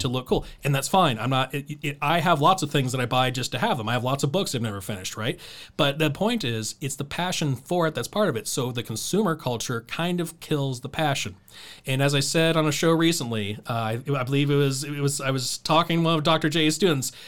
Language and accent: English; Dayton, Ohio, United States; I'm from North Dayton